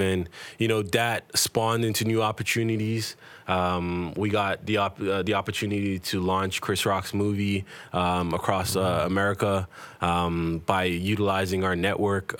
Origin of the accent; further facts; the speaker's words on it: Toronto, Ontario, Canada; growing up in Toronto